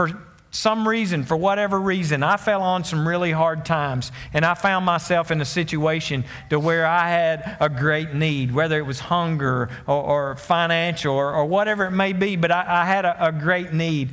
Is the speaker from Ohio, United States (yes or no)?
no; Conway, Arkansas, United States; moved away as an adult; now in Greenbrier, United States; I was from Conway.